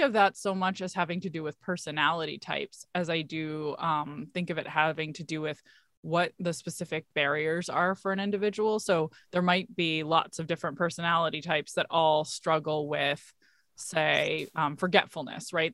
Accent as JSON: {"language": "English", "area": "Washington, D.C. area", "region": "District of Columbia", "country": "United States", "tie": "born or raised there", "said": "I am from the Washington, D C area, and I grew up in the suburbs."}